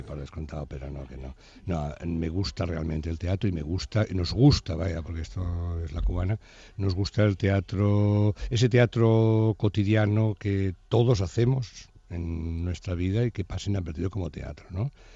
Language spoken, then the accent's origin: Spanish; Barcelona, Catalonia, Spain; Somos de Barcelona